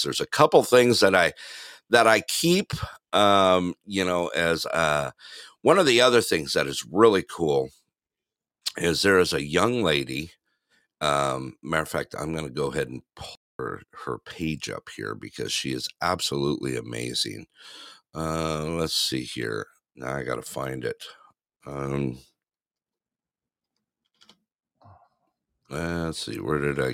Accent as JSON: {"language": "English", "town": "Big Bear Lake", "region": "California", "country": "United States", "tie": "born or raised there", "moved": "yes", "said": "my little town that I grew up in Big Bear Lake"}